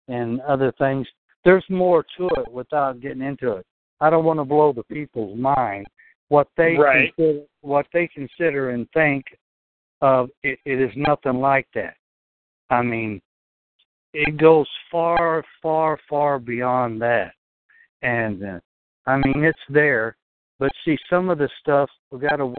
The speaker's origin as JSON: {"language": "English", "region": "Texas", "country": "United States", "moved": "yes", "lives_now": "New York, United States", "said": "I'm from Texas"}